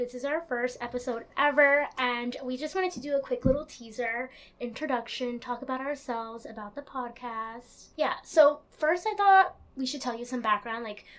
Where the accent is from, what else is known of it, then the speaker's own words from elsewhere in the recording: Long Island, New York, United States; moved away as an adult; now in Brooklyn, United States; I'm a first generation Latina. I like to say that because a lot of people listening are probably the same. And I was born and I grew up on Long Island, but I recently moved to Brooklyn. Yay! So I work full-time in Manhattan.